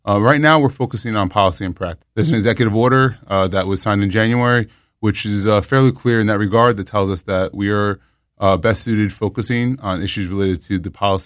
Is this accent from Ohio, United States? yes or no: no; New York City, New York, United States; moved away as an adult; now in Jersey City, United States; I'm from New York and I live in Jersey City now